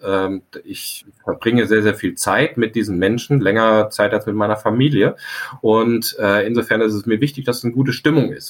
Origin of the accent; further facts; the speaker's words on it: near Frankfurt, Hesse, Germany; now in Scharbeutz, Germany; Mitglied eines Pfadfinderstammes, ähm, wo ich quasi aufgewachsen bin in der Nähe von Frankfurt.